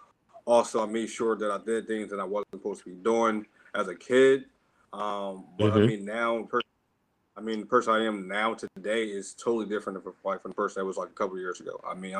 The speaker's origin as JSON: {"language": "English", "town": "Philadelphia", "region": "Pennsylvania", "country": "United States", "tie": "born or raised there", "said": "I grew up in Philadelphia. Born and raised, I had like a rough background"}